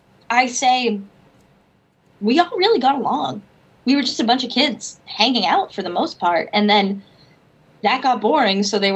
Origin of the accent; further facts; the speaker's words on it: Boston, Massachusetts, United States; I'm from Boston.